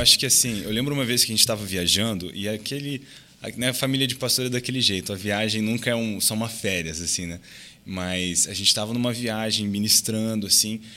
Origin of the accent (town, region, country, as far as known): Brazil; moved away; also born or lived in United States